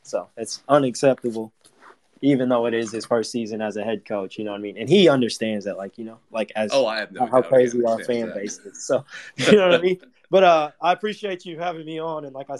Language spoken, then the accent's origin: English; Oklahoma, United States; I'm from Oklahoma, big time Sooner fan. Grew up watching them, you know, going to games my whole life.